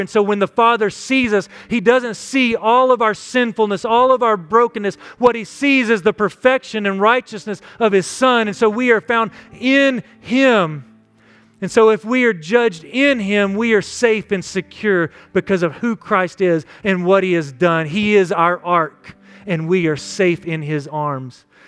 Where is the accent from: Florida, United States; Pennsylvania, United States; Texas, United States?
Texas, United States; West; Growing up in West Texas